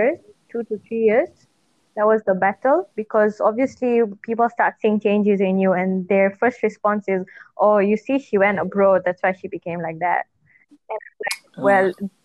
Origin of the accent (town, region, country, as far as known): Malaysia; moved away as an adult; also born or lived in United Kingdom